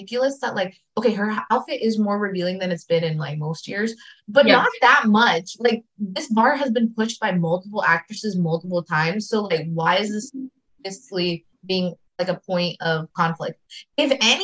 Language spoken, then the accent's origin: English; United States; I'm very American